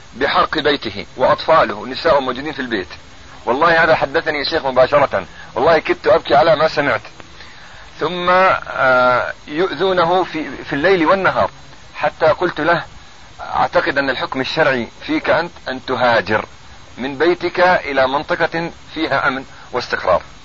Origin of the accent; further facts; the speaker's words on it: Ramallah district, Ramallah and al-Bireh Governorate, Palestine; نحن من قضاء رام الله